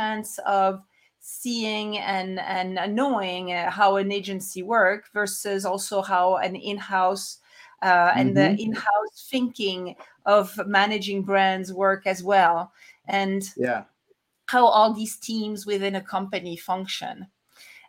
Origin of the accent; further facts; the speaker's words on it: France; moved away as an adult; also born or lived in Paris, France / Atlanta, United States / New York, United States; now in Salt Lake City, United States; I'm originally from France, but I'm now located in the US in Utah, Salt Lake City of all places.